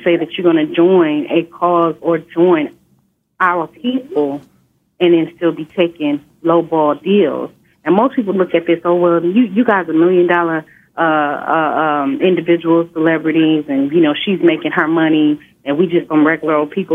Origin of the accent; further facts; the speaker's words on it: Inglewood, California, United States; I grew up in Inglewood, California